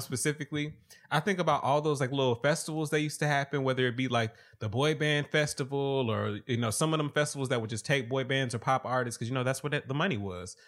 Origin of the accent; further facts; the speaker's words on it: the South, United States; I'm from the South